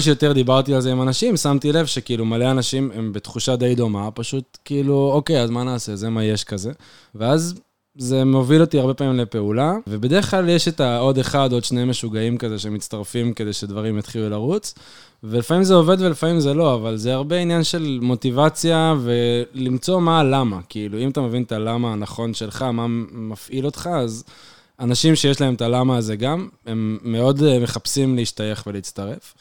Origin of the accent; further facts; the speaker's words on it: Jerusalem, Jerusalem District, Israel; moved away as an adult; now in Beersheba, Israel; אני ירושלמי, אני גר אה, עשר שנים בבאר שבע, אני עדיין גר בבאר שבע